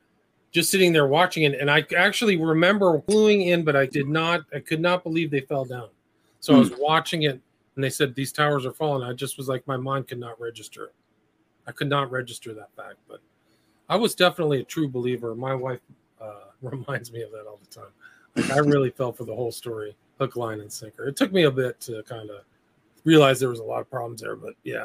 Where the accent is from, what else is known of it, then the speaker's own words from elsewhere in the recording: Nebraska, United States; moved away; also born or lived in California; I was born in Nebraska. I have a kind of semi Midwestern sensibility.